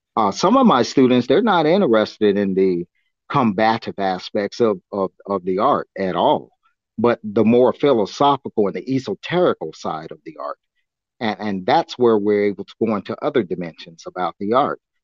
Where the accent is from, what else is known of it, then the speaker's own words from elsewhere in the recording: Augsburg, Bavaria, Germany; moved away; I was born in Augsburg, Germany, and, and I always wanted to go back to the old country